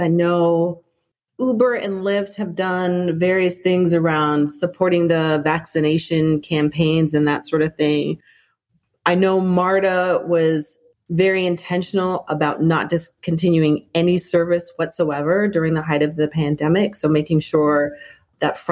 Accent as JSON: {"language": "English", "town": "Toronto", "region": "Ontario", "country": "Canada", "tie": "born or raised there", "said": "I grew up in Toronto, Canada, where our transit system is called TTC"}